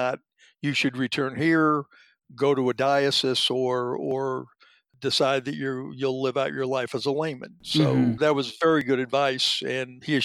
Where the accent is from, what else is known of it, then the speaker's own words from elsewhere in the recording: Denver, Colorado, United States; moved away as an adult; also born or lived in Indiana; now in Salem, United States; I was born in Denver, Colorado.